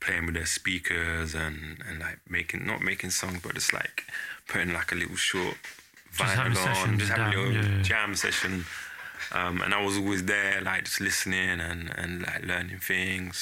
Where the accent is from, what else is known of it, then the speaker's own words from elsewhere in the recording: Hitchin, East of England, United Kingdom; that's my neck of the woods, Hitchin Town.